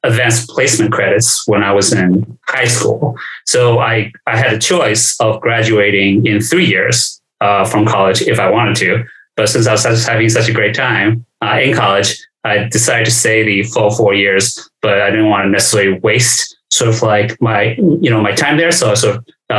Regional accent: New York City, New York, United States; also born or lived in China; I came to this country from China when I was 9. Grew up in New York, grew up in flushing New York after I came to this country.

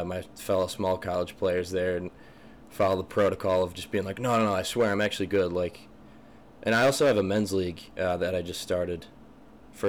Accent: Scranton, Pennsylvania, United States; I'm from Scranton, PA

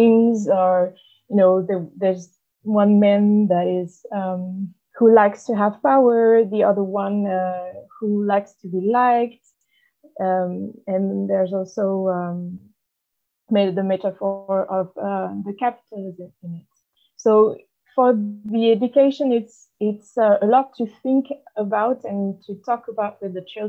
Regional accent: Paris, Île-de-France, France; moved away as an adult; also born or lived in near Toulouse; now in Toulouse, France; I'm initially from Paris, but I am right now I'm living near Toulouse

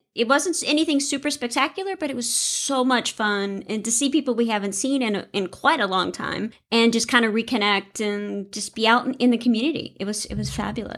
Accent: the South, United States; now in Iowa, United States; I grew up in the South

